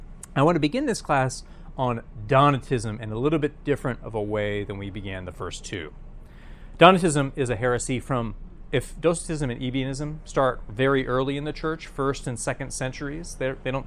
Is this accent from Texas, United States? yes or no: no; New York, United States; I'm from New York.